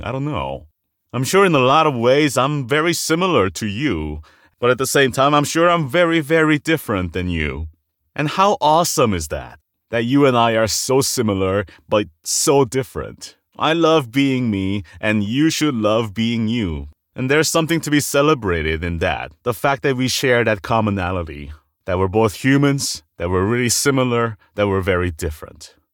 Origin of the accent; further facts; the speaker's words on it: South Korea; moved away; I'm an immigrant from Korea